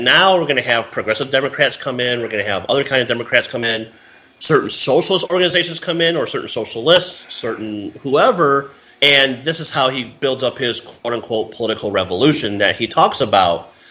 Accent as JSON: {"language": "English", "region": "Northwest Illinois", "country": "United States", "tie": "born or raised there", "said": "he came to my hometown"}